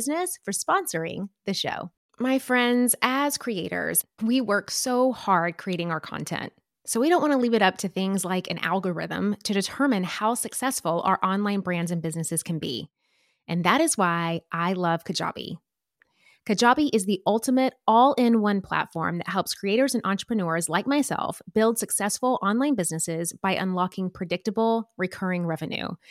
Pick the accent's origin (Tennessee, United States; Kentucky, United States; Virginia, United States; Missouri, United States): Tennessee, United States; Nashville; moved away as an adult; also born or lived in McMinnville, Tennessee / New York City; now in Los Angeles, United States; I am originally from a teeny tiny town in Tennessee called McMinnville, but spent the better part of my childhood and teen years growing up in Nashville, Tennessee.